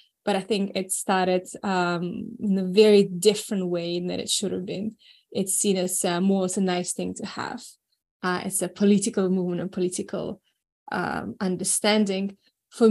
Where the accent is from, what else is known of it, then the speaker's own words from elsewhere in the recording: New Zealand; also born or lived in Moscow, Russia; I was born in Moscow, I grew up in New Zealand